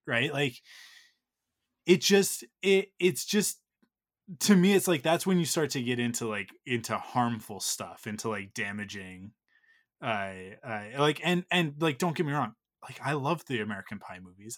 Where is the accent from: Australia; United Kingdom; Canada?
Canada; we're Canadian